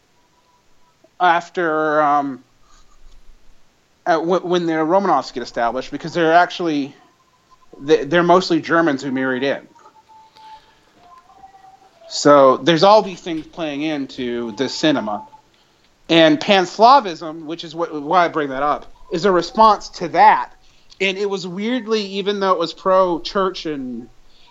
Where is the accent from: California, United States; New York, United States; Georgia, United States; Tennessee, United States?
Georgia, United States; I grew up in the Deep South